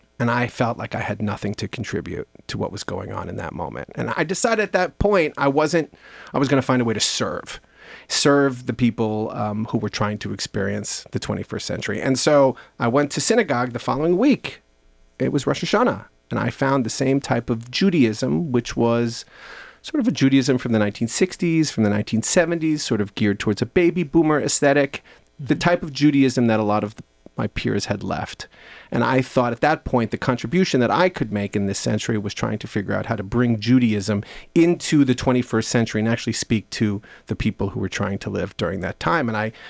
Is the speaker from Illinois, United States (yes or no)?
no; Long Island, New York, United States; I was born in 1976. The last quarter of the 20th century was one in which the emphasis, I grew up on Long Island in New York